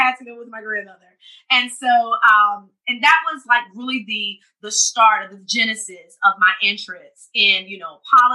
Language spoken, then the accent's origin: English; Norway, South Carolina, United States; I'm from Norway, South Carolina, in Orangeburg County, in South Carolina. It's a very small town